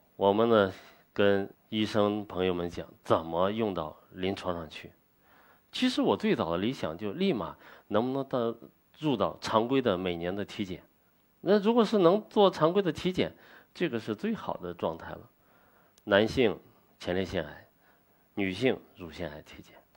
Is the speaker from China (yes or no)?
yes; China; 做我们中国人。自己该做的事情，做我们中华文化的传承者